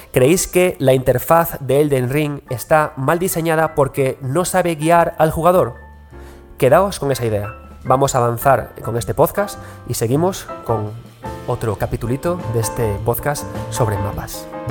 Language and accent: Spanish; Galicia, Spain; como buen gallego